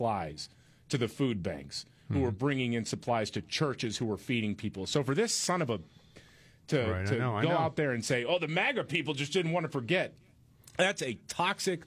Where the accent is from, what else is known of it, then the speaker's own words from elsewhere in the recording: Texas, United States; I grew up in Texas